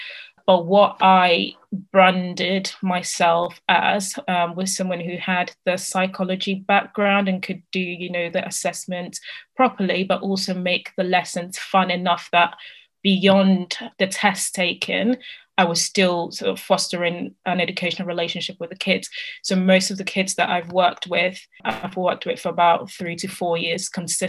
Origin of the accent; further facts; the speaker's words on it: Italy; moved away as an adult; I started looking for part-time jobs because I came from Italy. I didn't get the maintenance loan.